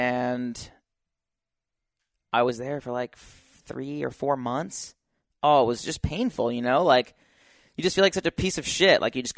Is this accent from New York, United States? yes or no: no; Utah, United States; I came from Utah, so like no one in California knew me.